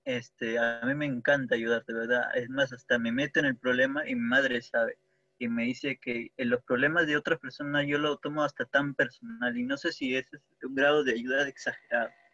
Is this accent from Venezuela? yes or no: no; Peru; soy de Perú.